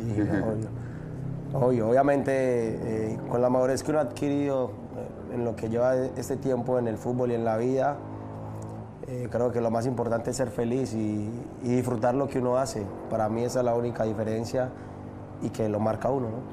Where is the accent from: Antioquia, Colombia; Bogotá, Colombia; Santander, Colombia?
Antioquia, Colombia; Medellín; moved away; Comuna 13 es realmente donde, donde yo nací, donde yo crecí